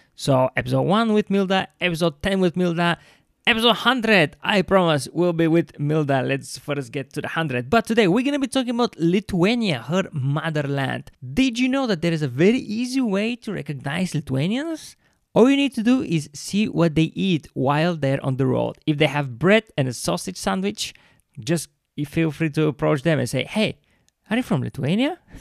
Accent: Bulgaria; now in London, United Kingdom; every time i go back to bulgaria i don't see just my friends and family

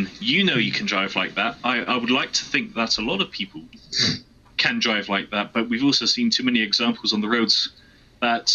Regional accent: Jersey; I'm from Jersey. 40-mile-an-hour speed limits over here.

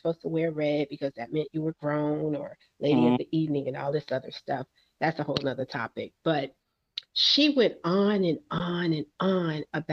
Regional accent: New York City, New York, United States; I'm from Brooklyn

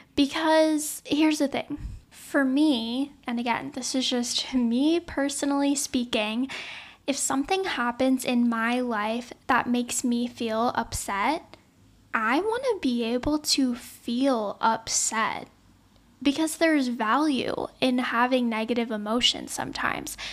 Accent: Louisiana, United States; now in Los Angeles, United States; I was born and raised in Louisiana

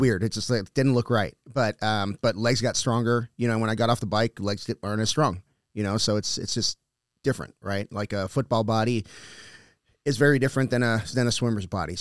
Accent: South Texas, United States; I grew up, I grew up in, in South Texas where you can just wander off into the woods.

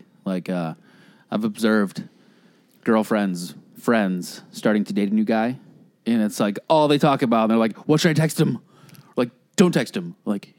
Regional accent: Ireland; I'm Irish. You know what that means?

